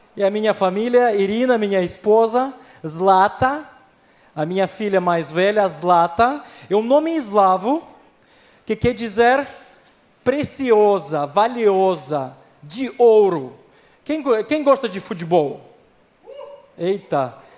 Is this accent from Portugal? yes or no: no; Ukraine; Portuguese is a second language; moved away as an adult; also born or lived in Recife, Brazil; eu sou da Ucrânia, nascido na Ucrânia, na verdade, nascido na União Soviética